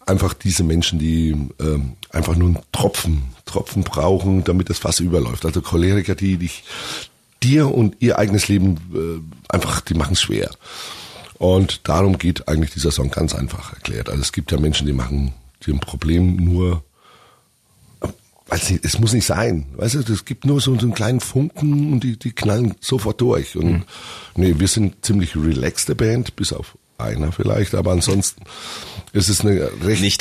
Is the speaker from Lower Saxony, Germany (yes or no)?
no; Augsburg, Bavaria, Germany; meine Heimatstadt.